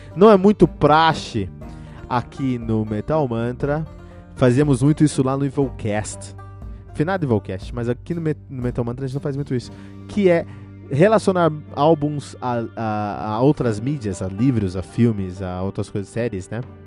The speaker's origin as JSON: {"language": "Portuguese", "region": "São Paulo", "country": "Brazil", "tie": "born or raised there", "said": "eu cresci em São Paulo"}